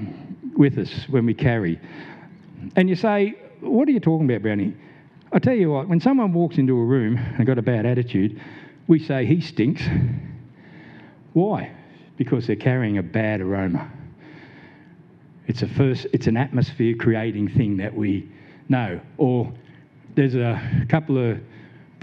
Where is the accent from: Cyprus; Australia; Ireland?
Australia; Blacktown, New South Wales; I grew up in Blacktown, New South Wales, a bit of a low social economic area